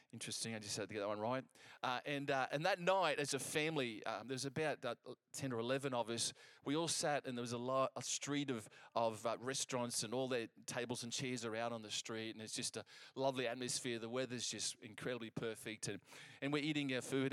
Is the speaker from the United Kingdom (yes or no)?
yes; England, United Kingdom; I'm English, I can speak English